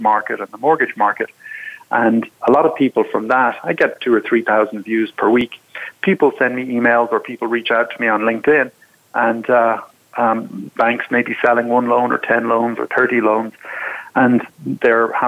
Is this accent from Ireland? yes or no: yes; Ireland; moved away as an adult; now in United States; I'm from Ireland originally